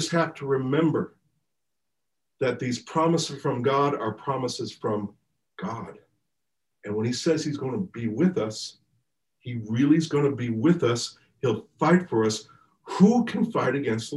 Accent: United States; I'm just being American

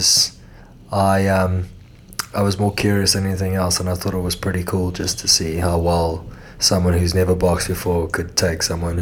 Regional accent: Cape Town, Western Cape, South Africa; accent: Cape Town; moved away as an adult; also born or lived in Los Angeles, United States; now in Perth, Australia; I was in Cape Town, South Africa, where I then spent the next my formative years I spent within Cape Town.

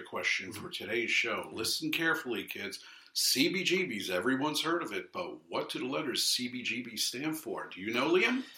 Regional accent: New York City, New York, United States; also born or lived in London, United Kingdom / San Francisco, United States; I'm Brooklyn born and raised. I was raised in Flatbush

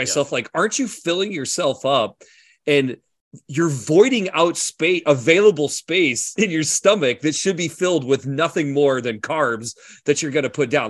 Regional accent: Iowa, United States; I grew up in Iowa.

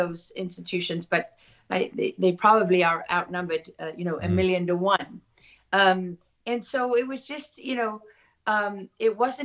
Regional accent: Durban, KwaZulu-Natal, South Africa; moved away as an adult; also born or lived in London; growing up in South Africa

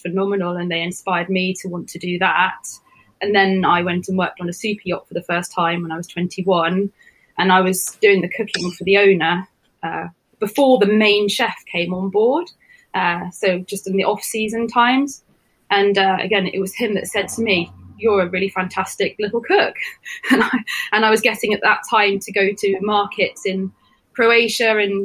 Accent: Sidmouth, South West England, United Kingdom; I grew up in Sidmouth in Devon.

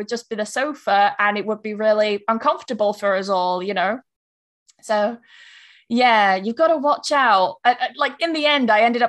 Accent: England, United Kingdom; I will say to them, like, I'm not being English about this.

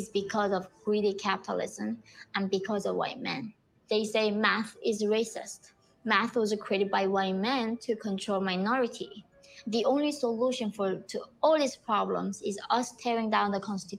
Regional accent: North Korea; moved away; I was born in North Korea in 1993.

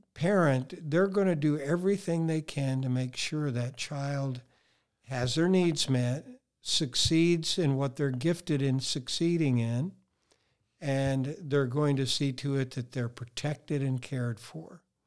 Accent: Colorado, United States

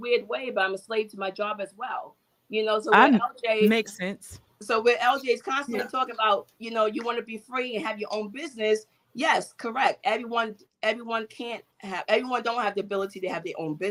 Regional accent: New York City, New York, United States; I'm from New York City, and I grew up poor on welfare

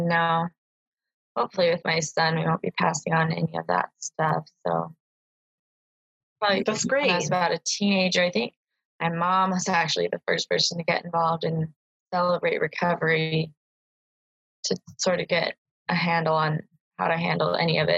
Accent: Boise, Idaho, United States; I was born here in Boise, Idaho, and uh, I moved out of the state twice, but primarily just here.

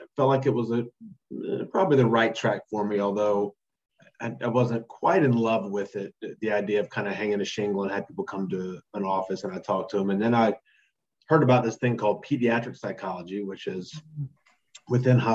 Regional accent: North Carolina, United States; also born or lived in Memphis, Tennessee; I'm from North Carolina.

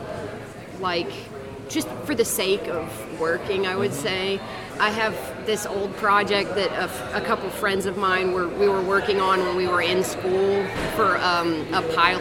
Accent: West Virginia, United States; now in Savannah, United States; I'm from West Virginia

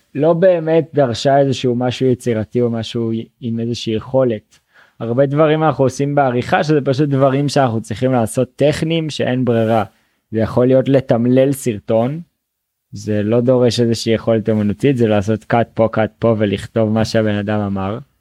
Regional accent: Northern Israel, Israel; moved away as an adult; now in Colombia; אני במקור מהצפון, מיישוב

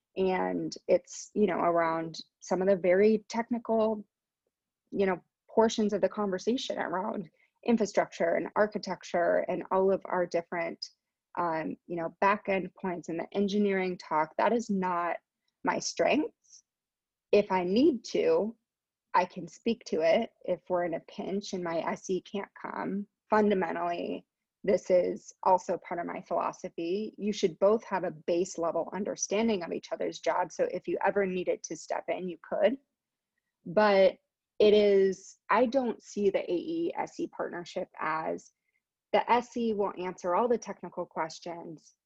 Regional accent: San Francisco, California, United States; I was born here in San Francisco. I'm based in San Francisco still, currently working out of my house as we all are, but I grew up in the in the Bay Area

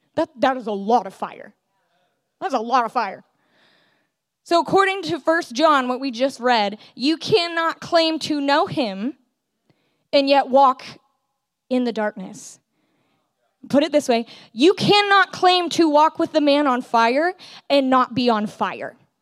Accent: California, United States; I grew up in California, born and raised

